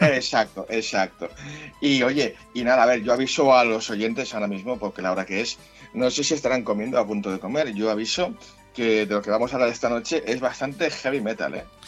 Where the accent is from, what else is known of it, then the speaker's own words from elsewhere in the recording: Catalonia, Spain; yo soy catalán